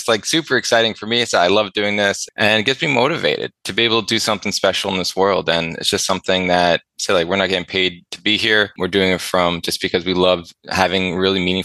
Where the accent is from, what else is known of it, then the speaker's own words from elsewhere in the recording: Ontario, Canada; moved away as an adult; now in British Columbia, Canada; I lived in Ontario for so long and really near my hometown for the majority of my life